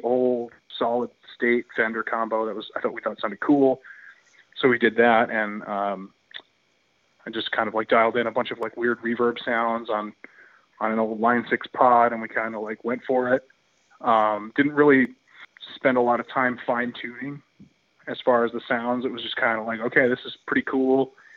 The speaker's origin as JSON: {"language": "English", "region": "southern New England", "country": "United States", "said": "we as Southern New Englanders"}